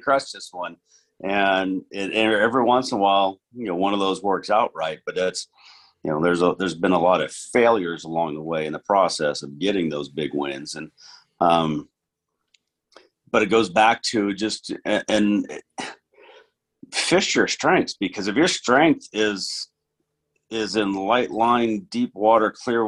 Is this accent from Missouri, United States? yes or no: no; Northern California, United States; growing up in Northern California